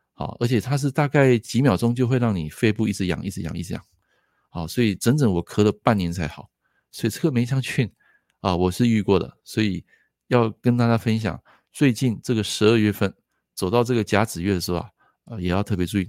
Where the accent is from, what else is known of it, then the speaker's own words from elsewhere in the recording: Taiwan; 我们台湾这边